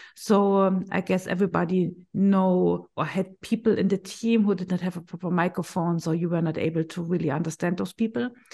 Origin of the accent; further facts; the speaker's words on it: Berlin, Germany; I'm from Berlin. I'm working for Link Medical